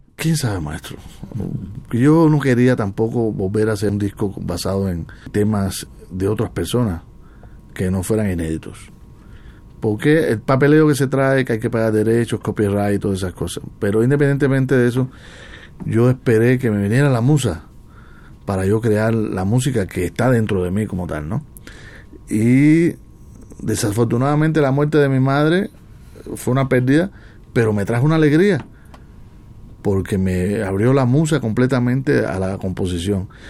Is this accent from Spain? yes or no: no; Cuba; now in Mexico; en mi tierra no fui profeta